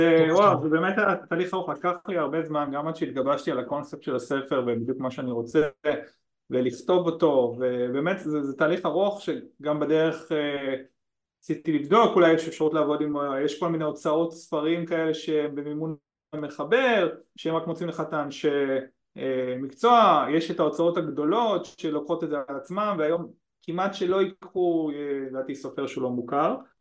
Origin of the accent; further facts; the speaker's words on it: Ashdod, Southern District, Israel; moved away; אני מאשדוד במקור